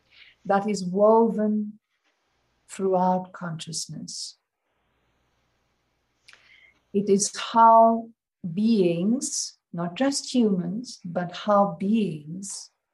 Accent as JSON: {"language": "English", "region": "Alabama", "country": "United States", "tie": "born or raised there", "also_born_or_lived": "Los Angeles / Seattle / Kansas / Ohio", "lives_now": "Oregon, United States", "said": "I've lived in Alabama. I grew up in Alabama. I've lived in Boston, Manhattan, New York. You name it. I've lived it."}